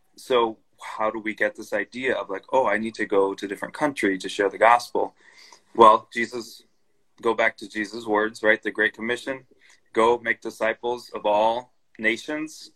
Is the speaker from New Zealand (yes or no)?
no; Brazil; moved away; also born or lived in Chicago / Indonesia; I grew up in Brazil, so I speak Portuguese